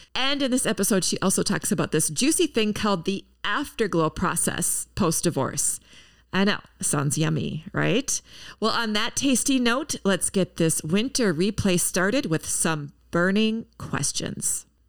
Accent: Minneapolis–Saint Paul, Minnesota, United States; my hometown, the Twin Cities.

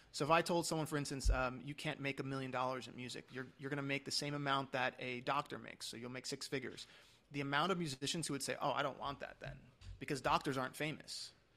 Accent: New York, United States; moved away; I'm from New York originally

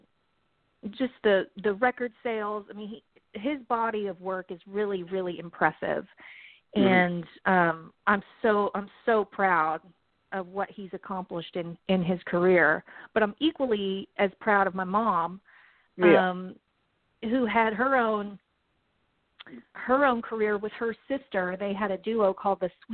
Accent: Franklin, Tennessee, United States; I grew up in Nashville, Tennessee, really a little bit south of Nashville, area called Franklin

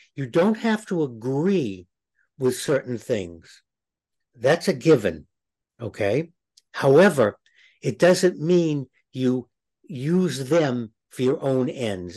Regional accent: Boston, Massachusetts, United States; Growing up in Boston, people wore crosses

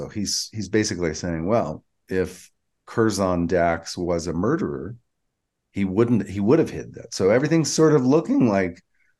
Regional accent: Georgia, United States; I'm from Georgia.

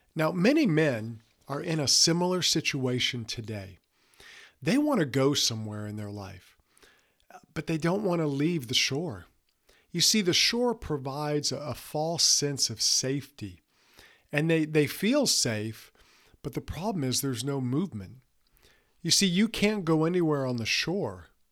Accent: Mississippi Gulf Coast, United States; when I was younger, we grew up on the Mississippi Gulf Coast

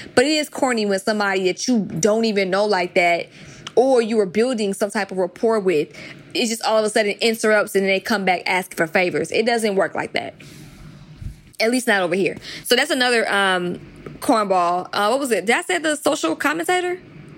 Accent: the South, United States; I was raised in the South

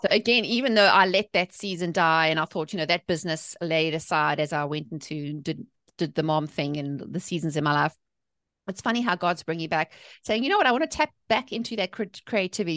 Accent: South Africa; accent: South African; moved away as an adult; now in North Carolina, United States; I'm originally from South Africa, hence the accent, but I live in the, in the, the good old South in North

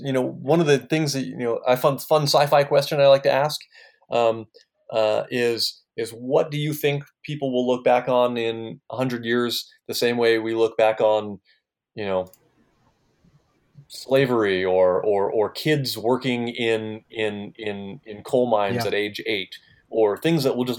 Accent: East Coast, United States; moved away as an adult; also born or lived in Santa Cruz, California; I grew up on the East Coast

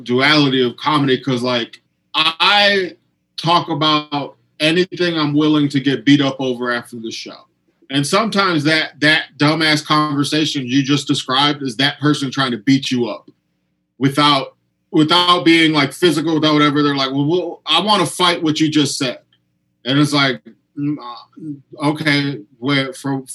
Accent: United States; I'm from America

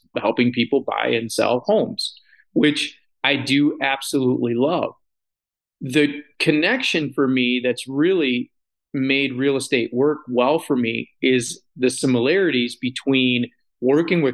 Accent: Sanford, Michigan, United States; my hometown of Sanford / Midland County

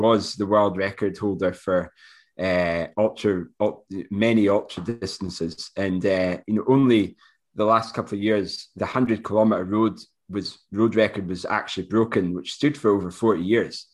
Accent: Moray, Scotland, United Kingdom; 'cause I'm from Murray as well

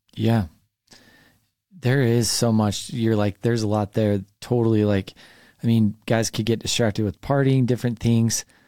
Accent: Highland, Utah, United States; I grew up in Highland

